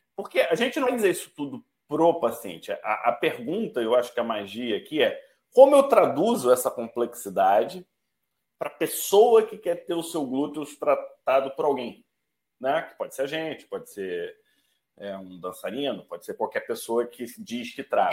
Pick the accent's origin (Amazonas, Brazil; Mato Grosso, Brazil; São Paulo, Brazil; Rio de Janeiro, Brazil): Amazonas, Brazil; Manaus; eu sou de Manaus